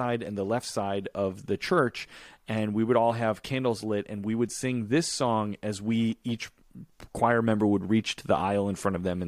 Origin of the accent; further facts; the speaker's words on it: Chicago, Illinois, United States; When I was growing up in Chicago, I went to a church called Grace Lutheran Church.